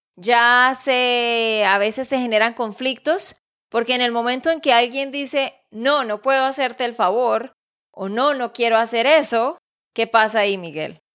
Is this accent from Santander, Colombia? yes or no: yes; Santander, Colombia; de Santander, Colombia.